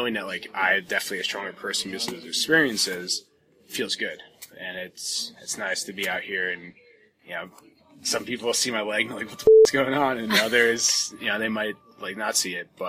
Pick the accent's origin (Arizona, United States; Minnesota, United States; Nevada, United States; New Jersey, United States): New Jersey, United States; Jackson; moved away; I'm originally from New Jersey, Jackson, New Jersey, sort of coastal area